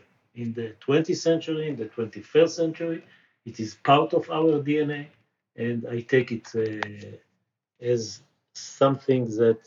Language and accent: English; the Negev, Southern District, Israel; I was born in the Negev